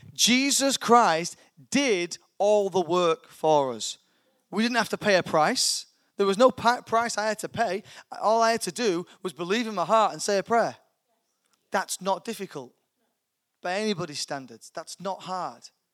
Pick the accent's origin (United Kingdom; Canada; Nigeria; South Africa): United Kingdom; I'm a British citizen. I'm born here, so I have a British passport